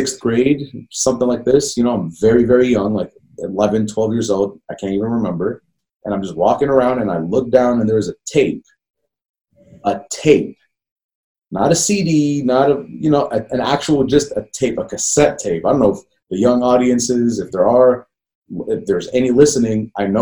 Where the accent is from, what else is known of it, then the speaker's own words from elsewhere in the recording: Jordan; English is a second language; moved away; I grew up overseas, man. I grew up in Jordan.